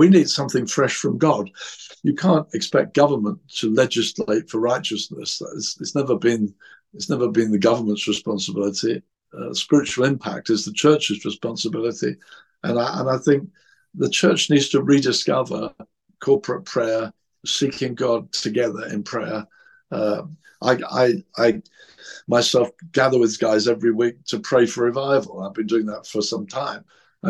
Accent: England, United Kingdom; I'm English. I'm Christian.

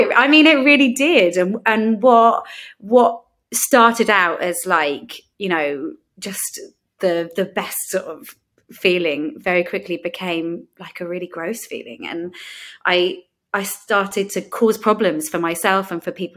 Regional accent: London, United Kingdom; And I grew up in London, and I always say I grew up in London as if that makes a difference.

